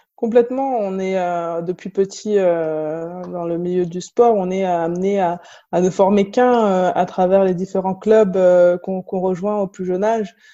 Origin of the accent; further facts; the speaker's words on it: La Courneuve, Île-de-France, France; j'ai grandi à La Courneuve, en Seine-Saint-Denis